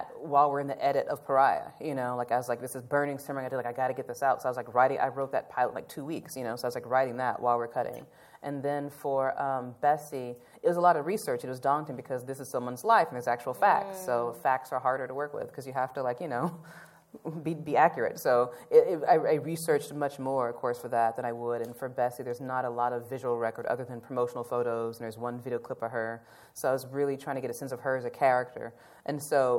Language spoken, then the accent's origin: English; Nashville, Tennessee, United States; about Nashville, like wanted to tell the story about my hometown